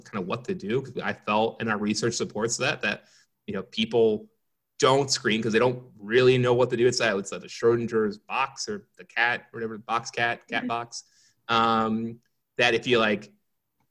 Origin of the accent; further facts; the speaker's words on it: Philadelphia, Pennsylvania, United States; moved away; I'm originally from Philadelphia. I was back home